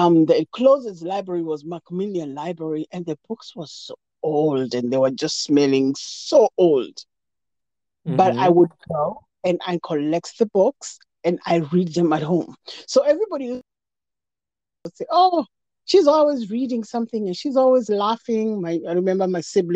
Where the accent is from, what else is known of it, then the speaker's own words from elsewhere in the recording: Nairobi, Kenya; moved away as an adult; now in United States; I was raised in Jericho